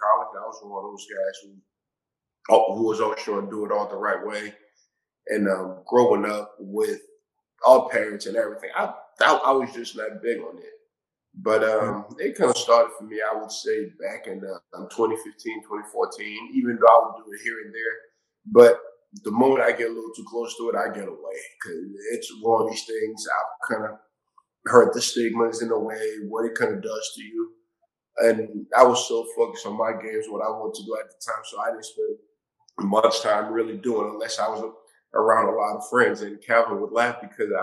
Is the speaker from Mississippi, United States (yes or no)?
no; Somerville, Massachusetts, United States; I grew up in Massachusetts in Somerville, Mass